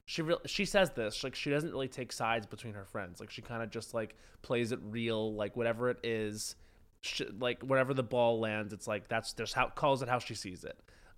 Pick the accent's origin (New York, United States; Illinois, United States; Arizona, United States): New York, United States; Long Island; I think because it felt too close to home, because I'm from Long Island